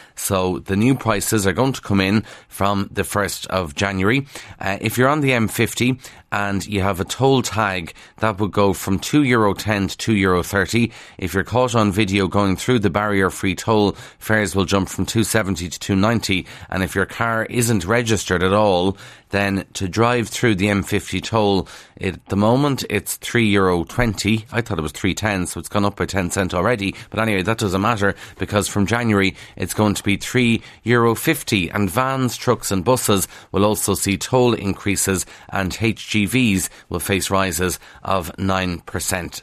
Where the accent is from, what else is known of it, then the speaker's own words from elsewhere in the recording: Kildare, Leinster, Ireland; accent: Kildare; I'm from Kildare, and it's a big struggle to sometimes pronounce the T H, because it's a lot easier not to, with the Kildare accent.